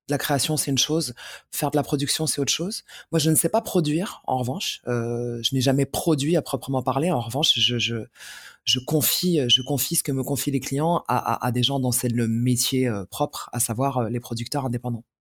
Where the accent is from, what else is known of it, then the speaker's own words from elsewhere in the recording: Paris, Île-de-France, France; also born or lived in Algiers, Algeria; J'ai grandi à Paris, euh, Paris Centre. Euh, j'ai fait Alger-Paris sans transition à l'âge de 4 ans et demi, 5 ans, je crois.